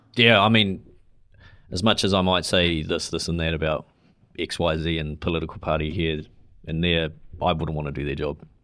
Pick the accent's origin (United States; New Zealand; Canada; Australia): New Zealand; as a New Zealander moving over there.